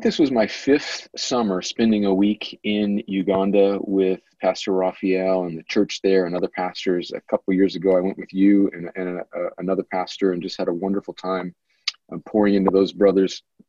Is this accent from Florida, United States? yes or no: no; El Centro, California, United States; moved away as an adult; now in Columbus, United States; I grew up right on the Mexican border in California, a little border town called El Centro, which is about an hour and a half inland of San Diego, right on the border, and was born and raised there.